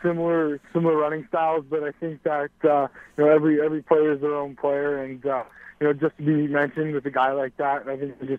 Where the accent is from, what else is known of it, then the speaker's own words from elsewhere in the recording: Hamilton, Ontario, Canada; Definitely just growing up in Hamilton and being there, like when his dad was coaching there and playing there.